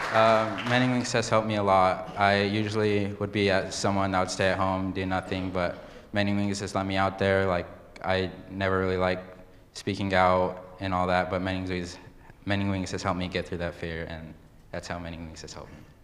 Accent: Yakama Reservation, Washington, United States; also born or lived in Seattle, Washington; I was born in Seattle, Washington, and but I was raised in the Yakima Reservation

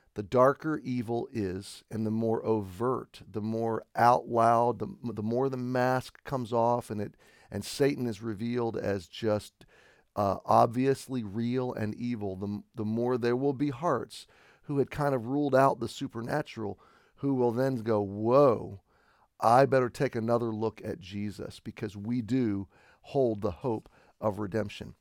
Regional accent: United States; as an American, I have been raised t, to, uh, be patriotic

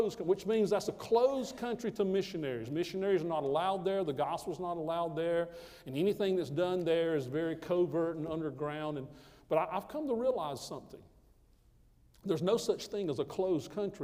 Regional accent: Greenville, South Carolina, United States; my hometown.

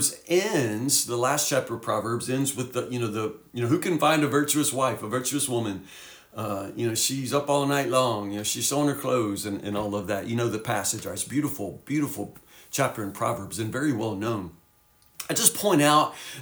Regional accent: Woodburn, United States; we were crazy teenagers growing up in Woodburn

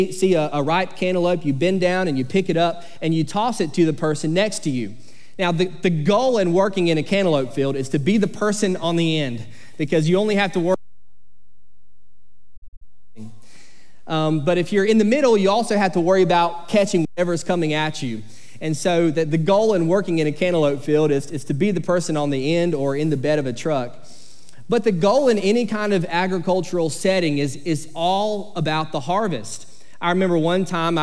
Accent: Sycamore, Georgia, United States; I grew up in Sycamore, Georgia, and when you grow up in a small town in South Georgia called Sycamore

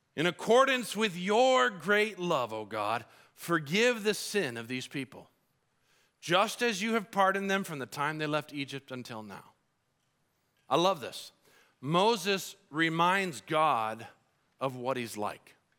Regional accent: Colombia; moved away; I grew up in Colombia

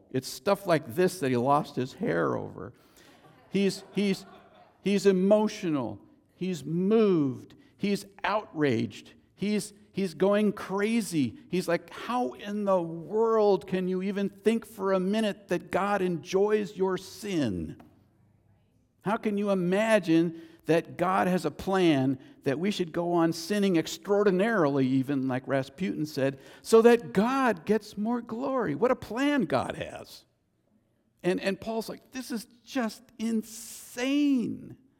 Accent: United States; I'm an American citizen. Born here, American citizen

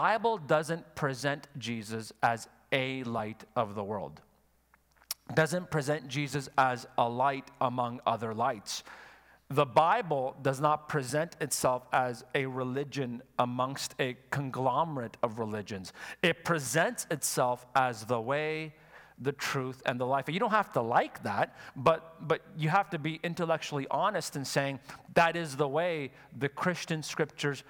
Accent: Quebec, Canada; I'm from Quebec

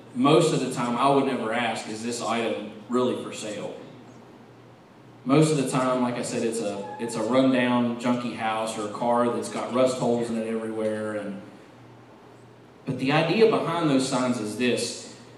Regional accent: West Virginia, United States; growing up in West Virginia

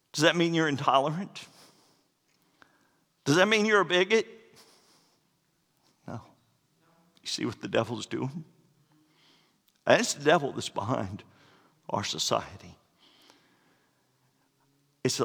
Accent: Florida, United States; moved away; I'm from Florida

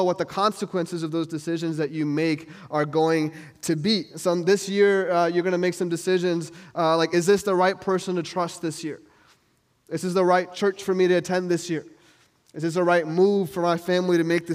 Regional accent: New York, United States; moved away; I'm from New York

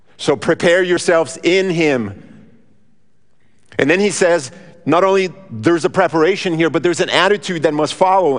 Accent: Brazil; moved away; Now, I grew up in Brazil

